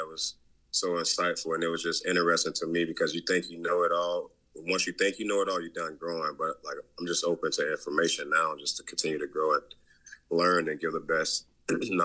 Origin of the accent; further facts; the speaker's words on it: Southwest Florida, United States; also born or lived in West Virginia; growing up in Southwest Florida